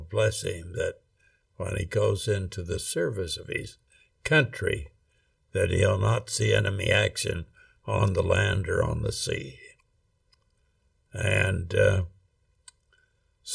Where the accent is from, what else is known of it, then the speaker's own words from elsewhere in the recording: Rexburg, Idaho, United States; I grew up in Rexburg, Idaho, actually out in Hibbard, which is 4 miles out of Rexburg.